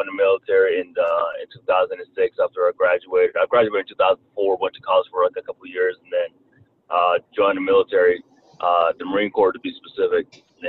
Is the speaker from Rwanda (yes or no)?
yes; Rwanda; accent: Southern twang; English is a second language; also born or lived in Kentucky, United States; now in United States; I was actually born and raised in Rwanda, Africa. Came to the States in 1994 due to a tribal war that was going on in my country. And I was raised in Kentucky and learned how to speak English in Kentucky.